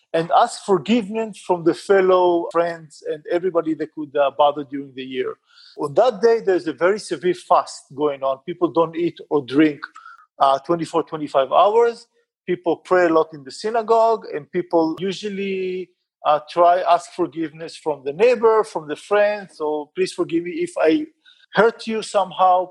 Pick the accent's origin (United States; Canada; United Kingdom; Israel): Israel; now in Bangalore, India; I'm an Israeli. I was born and raised in Israel